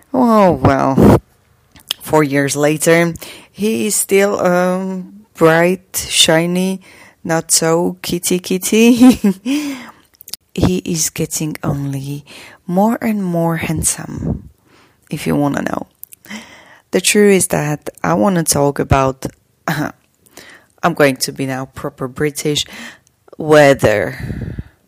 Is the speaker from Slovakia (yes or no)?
yes; Slovakia; from Slovakia